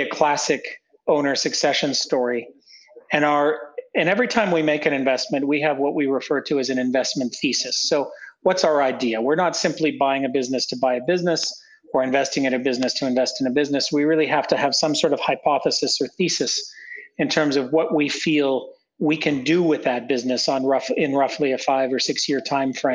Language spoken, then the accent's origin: English; near Toronto, Ontario, Canada; moved away as an adult; also born or lived in Prague, Czech Republic; now in Central and Eastern Europe; I'm not from the region. I'm Canadian. So I grew up in Canada near Toronto, suburb of Toronto, and then moved to Europe for graduate school